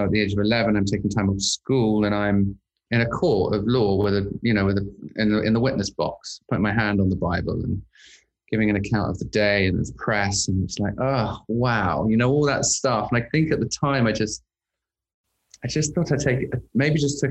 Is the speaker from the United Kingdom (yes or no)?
yes; London, United Kingdom; moved away as an adult; now in Los Angeles, United States; I'm originally from London, England. In fact, I spent most of my life growing up in London, schooling in London